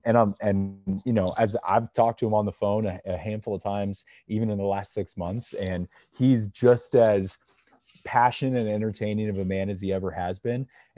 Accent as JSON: {"language": "English", "town": "Kansas City", "country": "United States", "tie": "born or raised there", "said": "Growing up in Kansas City"}